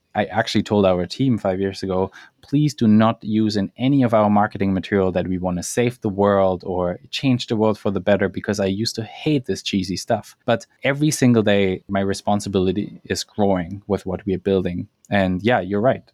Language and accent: English; German Alps, Bavaria, Germany; English is a second language; moved away as an adult; now in Vancouver, Canada; I am German. I grew up in in the German Alps and a small village of sixty people.